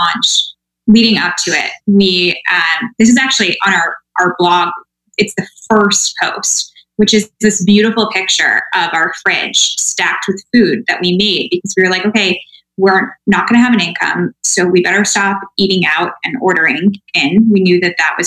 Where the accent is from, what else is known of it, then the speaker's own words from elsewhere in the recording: Midwest, United States; I'm from the Midwest too.